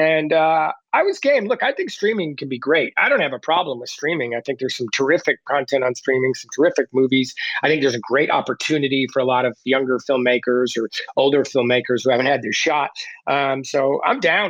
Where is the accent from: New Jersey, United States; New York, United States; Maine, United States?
New Jersey, United States; moved away as an adult; also born or lived in Boston; I didn't come from any sort of artistic background. So none of that was my plan. I was a kid from Jersey